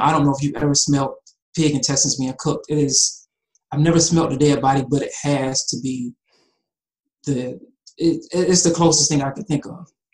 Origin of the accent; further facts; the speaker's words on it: Atlanta, Georgia, United States; also born or lived in Cincinnati, Ohio; I was born in Cincinnati, but I've been in Atlanta since I was about three years old, and that's really home to me.